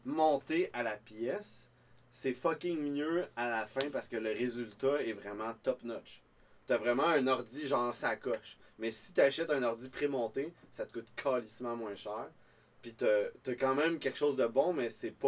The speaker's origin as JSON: {"language": "French", "region": "Quebec", "country": "Canada", "said": "je suis québécois"}